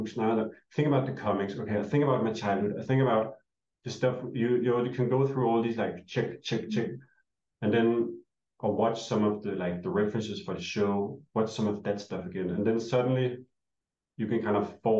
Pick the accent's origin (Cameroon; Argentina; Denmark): Denmark; moved away; we're both from Denmark